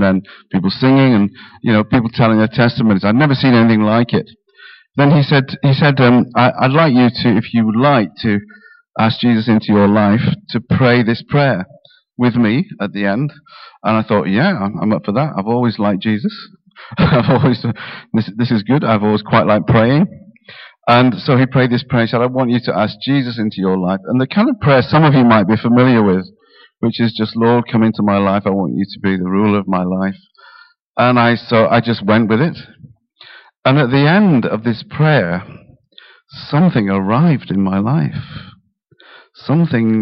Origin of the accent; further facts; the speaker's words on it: Yorkshire and the Humber, United Kingdom; now in Harlow, United Kingdom; I grew up in Yorkshire